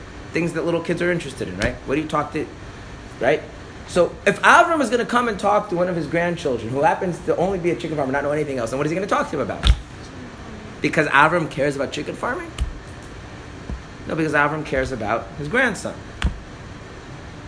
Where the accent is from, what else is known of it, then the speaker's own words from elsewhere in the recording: United States; I'm an American, so we just say English